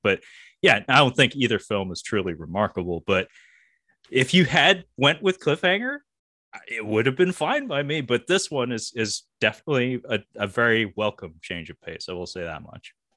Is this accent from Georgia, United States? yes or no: no; Seattle, Washington, United States; I grew up around Swedes, uh, you know, we have Ballard here in the, the Seattle area.